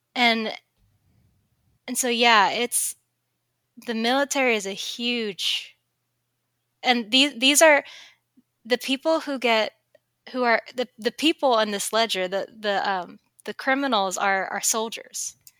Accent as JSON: {"language": "English", "town": "Sacramento", "region": "California", "country": "United States", "said": "I come from Sacramento, California"}